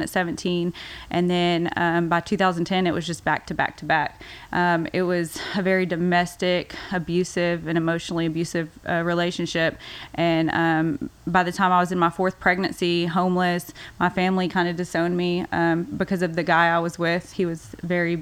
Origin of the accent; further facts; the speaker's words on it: Waco, Texas, United States; I grew up here in Waco, actually on the outskirts in Bosqueville, little town, Bosqueville.